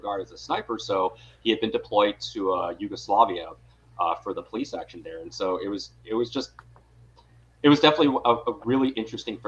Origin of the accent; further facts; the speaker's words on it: Owensboro, Kentucky, United States; moved away as an adult; also born or lived in East Coast; now in San Francisco Bay Area, United States; I was born and raised in Western Kentucky in a little town called Owensboro.